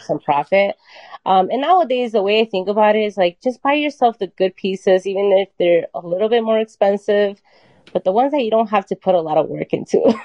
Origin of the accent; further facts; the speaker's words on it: Chicago, Illinois, United States; also born or lived in Mexico City, Mexico; I came here when I was four. So I I feel like this is my home.